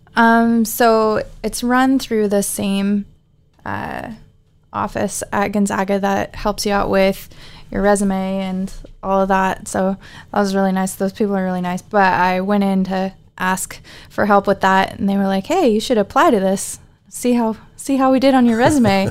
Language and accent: English; Anchorage, Alaska, United States; I'm from Anchorage, Alaska